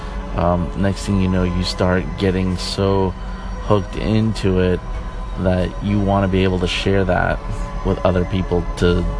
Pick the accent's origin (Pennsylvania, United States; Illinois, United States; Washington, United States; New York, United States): New York, United States; moved away; I am from New York originally.